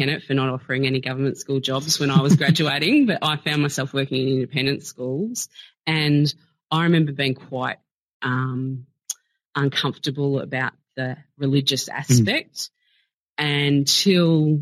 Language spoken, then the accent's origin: English; South Gippsland, country Victoria, Australia; I grew up in country Victoria, so I'm from South Gippsland.